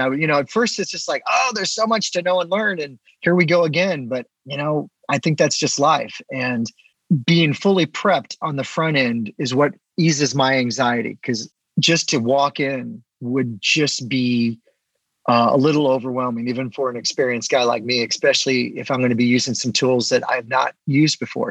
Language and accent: English; St. Louis, Missouri, United States; I'm kind of back in my hometown area, so St. Louis